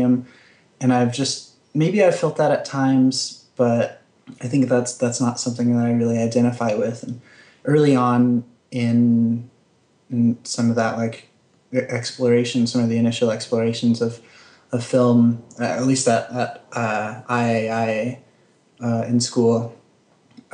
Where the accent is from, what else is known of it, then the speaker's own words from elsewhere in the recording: Kayenta, Arizona, United States; moved away as an adult; also born or lived in Santa Fe, New Mexico; now in Brooklyn, United States; I grew up in Arizona on the Navajo Nation in Kayenta, Arizona. And I lived there until I graduated